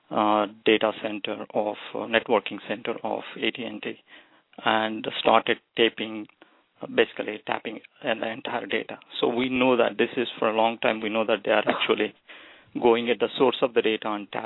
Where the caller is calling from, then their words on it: United States; from US.